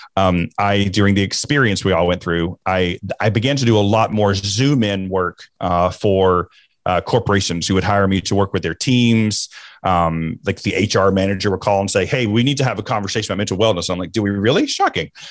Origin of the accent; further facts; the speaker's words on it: the South, United States; growing up in the South, we were taught, we were instructed not to talk about politics, football, or religion